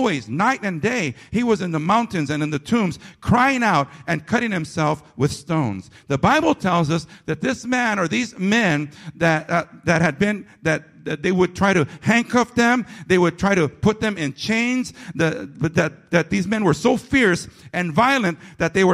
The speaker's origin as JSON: {"language": "English", "town": "San Fernando", "region": "California", "country": "United States", "tie": "born or raised there", "also_born_or_lived": "Pacoima", "said": "I was a boy growing up in the city of San Fernando"}